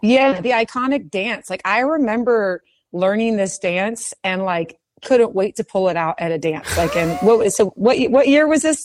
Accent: Houston, Texas, United States; I was from Memorial Middle School in Houston, Texas

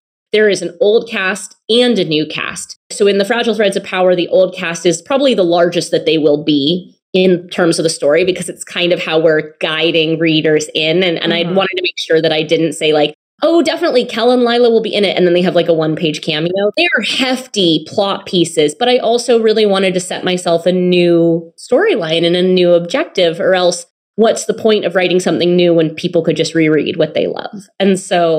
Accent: United States; an American by birth

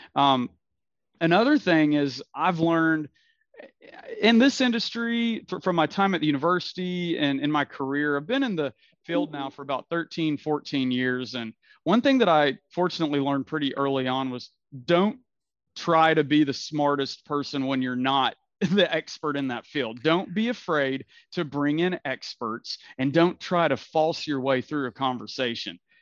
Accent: Knoxville, Tennessee, United States; also born or lived in Nashville, Tennessee / Alabama; I grew up here in Knoxville, was actually born in Nashville, but grew up in Knoxville, moved here when I was a little kid

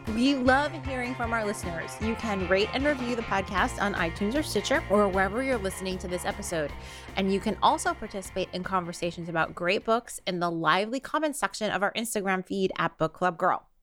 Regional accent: New York, United States; as a New Yorker

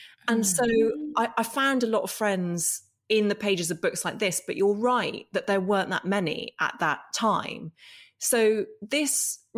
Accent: Northern Ireland, United Kingdom; I grew up in Northern Ireland, and we moved there when I was four, and it was 1982, and it was a time of conflict

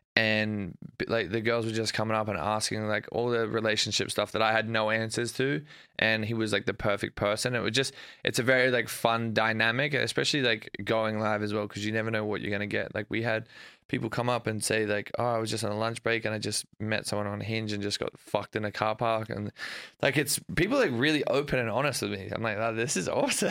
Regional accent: Australia; moved away as an adult; now in United States; growing up in Australia

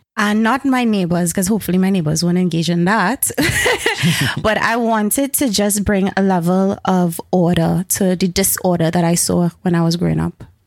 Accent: Carenage, Trinidad & Tobago; also born or lived in Edinburgh; I've been raised, born and raised in Caranage

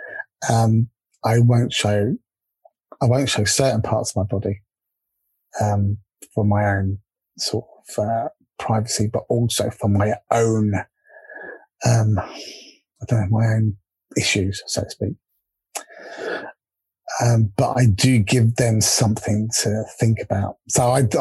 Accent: England, United Kingdom; accent: English; there's little old me from England, with my little English accent.

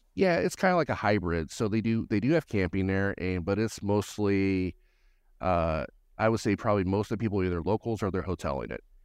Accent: Gallatin, Tennessee, United States; I'm just north Nashville, up in, uh, Gallatin, Tennessee

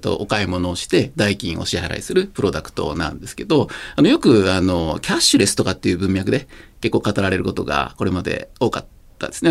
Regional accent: Japan; first language Japanese; 私高校までは人口2万人のあの軍部の出身でして

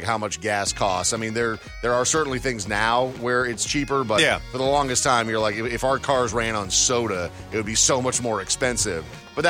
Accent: Brainerd, Minnesota, United States; moved away; I grew up in a small town in Minnesota called Brainerd.

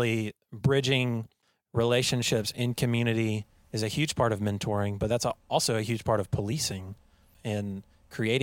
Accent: Perkins, Oklahoma, United States; I'm from Perkins

